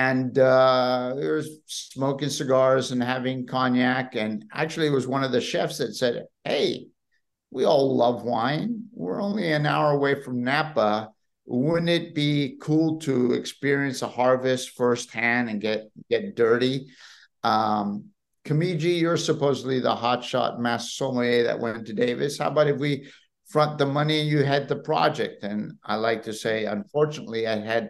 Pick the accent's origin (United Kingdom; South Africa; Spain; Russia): Spain; Madrid, Community of Madrid; now in California, United States; I grew up in Madrid of a Spanish mother